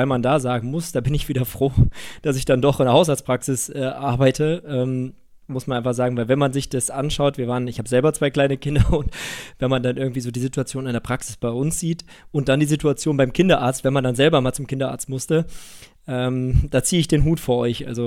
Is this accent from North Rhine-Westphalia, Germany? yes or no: yes; Düsseldorf, North Rhine-Westphalia, Germany; Ich meine, ich bin ja Düsseldorfer, ne?